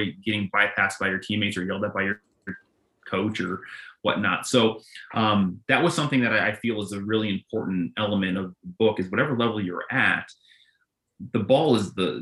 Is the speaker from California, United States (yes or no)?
yes; Northern California, United States; moved away; also born or lived in Chicago; I grew up in Northern California and then in Chicago